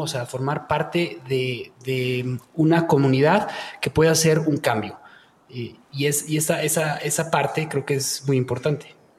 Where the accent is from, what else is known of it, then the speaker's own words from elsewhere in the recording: Mexico; nosotros como mexicanos